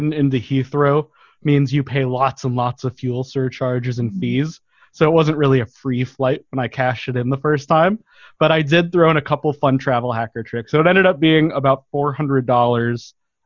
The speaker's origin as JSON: {"language": "English", "town": "Denver", "region": "Colorado", "country": "United States", "tie": "born or raised there", "also_born_or_lived": "Portland", "moved": "as an adult", "lives_now": "Southern California, United States", "said": "I grew up in Denver"}